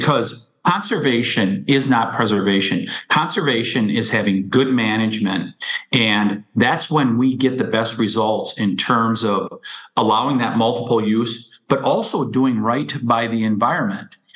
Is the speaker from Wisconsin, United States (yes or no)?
yes; Wisconsin, United States; my hometown or my home state of Wisconsin